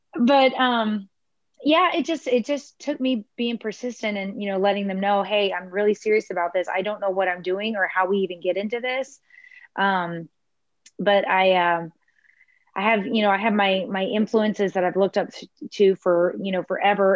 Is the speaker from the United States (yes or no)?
yes; Houston, Texas, United States; also born or lived in Clear Lake, Texas / Atascocita, Texas; now in Galveston County, United States; I was born in Clear Lake. And when I was one, we moved to Houston. And then I moved to Atascocita with my parents and my sister when I was about 12 or so